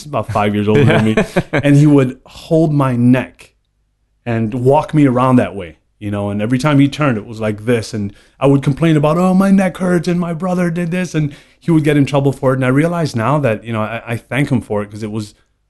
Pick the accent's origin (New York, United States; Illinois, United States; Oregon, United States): New York, United States; So, I mean, you know, I grew up 43 years in New York, born and raised.